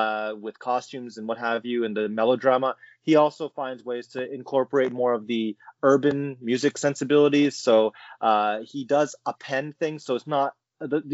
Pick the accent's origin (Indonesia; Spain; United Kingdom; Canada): Canada; as a Canadian